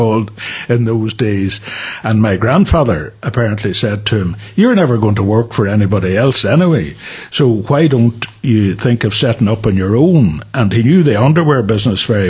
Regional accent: Derry, Northern Ireland, United Kingdom; our family grew up in Derry, as did my father's family, actually. I had a very good childhood, very happy childhood.

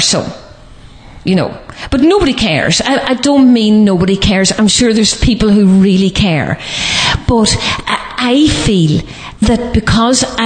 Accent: Letterkenny, Ulster, Ireland; this is my hometown. I love Letterkenny. I love Donegal.

